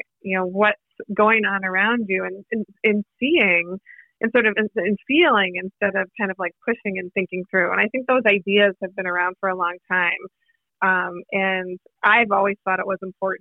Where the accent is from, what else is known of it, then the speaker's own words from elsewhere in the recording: Boston, Massachusetts, United States; moved away; also born or lived in New York; I'm originally from Boston.